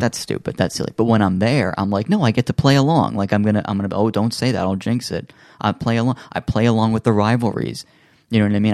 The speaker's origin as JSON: {"language": "English", "country": "United States", "said": "as an American living in America"}